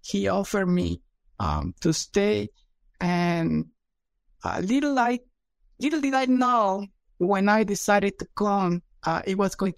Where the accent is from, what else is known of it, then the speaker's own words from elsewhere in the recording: Mexico City, Mexico; moved away as an adult; also born or lived in Texas; now in Fayetteville, United States; I'm originally from Mexico City. I got my DBM degree at the National Autonomous University in Mexico City.